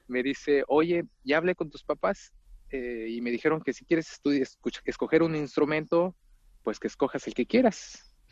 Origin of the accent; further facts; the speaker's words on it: Mexico; yo soy de México, primero que nada, primeramente soy mexicano, de un pueblo relativamente cerca de la ciudad, a 50 kilómetros de la Ciudad de México, pero, pero está apartado y es eh, un poco rural, rural el municipio, el pueblito de donde soy.